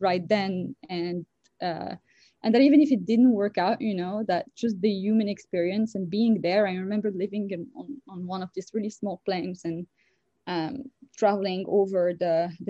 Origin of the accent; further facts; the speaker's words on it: Casablanca, Casablanca-Settat, Morocco; moved away as an adult; also born or lived in France; now in United States; I was born and raised in Morocco, a country in Northwest Africa